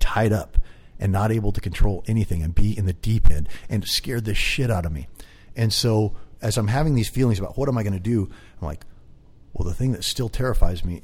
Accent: Kelso, Washington, United States; moved away as an adult; now in San Diego, United States; I grew up in a little town called Kelso, Washington, right on the Columbia River, logging town. Spent my whole life there

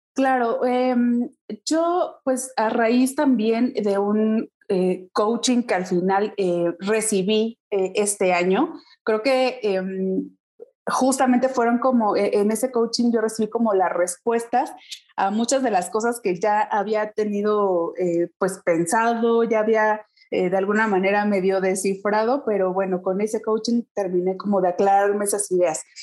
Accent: Pachuca, Hidalgo, Mexico; yo soy originaria de Pachuca Hidalgo

